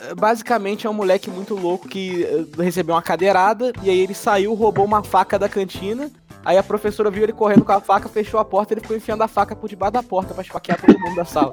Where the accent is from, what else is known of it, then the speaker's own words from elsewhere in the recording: Brazil; sou brasileiro, tô praticando inglês